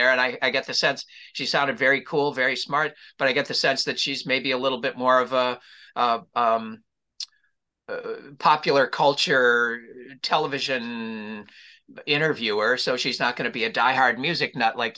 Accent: Minneapolis, Minnesota, United States; now in Los Angeles, United States; And then I go to Minneapolis for a week where, you know, there's going to be a bunch of festivities, my hometown.

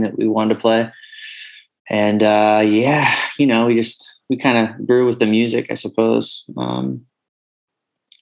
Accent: North Bay, California, United States; also born or lived in Rohnert Park; Zed and I grew up together in the North Bay hardcore scene

